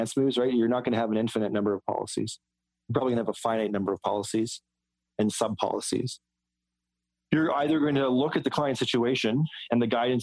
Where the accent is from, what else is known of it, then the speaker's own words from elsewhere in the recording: West Coast, United States; I'm from the West Coast